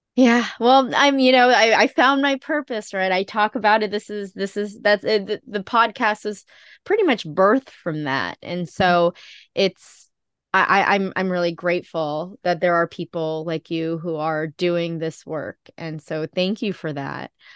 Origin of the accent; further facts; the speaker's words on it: Philippines; I am Filipino.